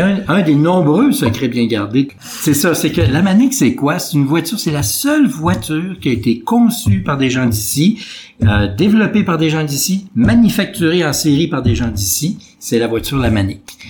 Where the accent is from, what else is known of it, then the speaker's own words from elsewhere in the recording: Quebec City, Quebec, Canada; Je suis né à l'hôpital Saint-Sacrement, Québec, mais tu sais, j'ai grandi à Loretteville